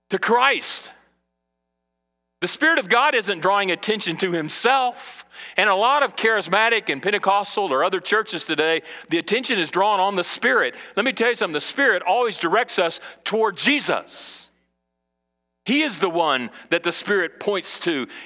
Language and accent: English; Brazil; now in United States; when I was a kid in Brazil and I grew up in South America, I, I, saw beggars all the time.